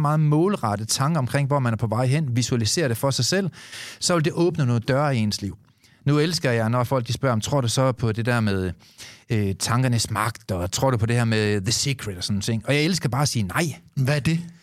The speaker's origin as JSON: {"language": "Danish", "country": "Denmark"}